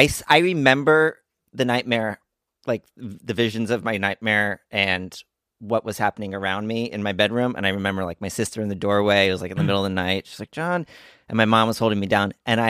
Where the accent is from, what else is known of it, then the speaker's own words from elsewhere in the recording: Montgomery, New Jersey, United States; moved away; I grew up in Montgomery, New Jersey